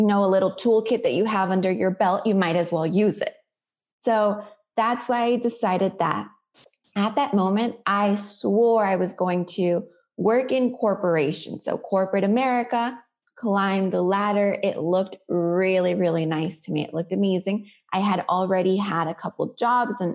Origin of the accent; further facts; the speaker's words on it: Florida, United States; also born or lived in Colombia; I grew up in Florida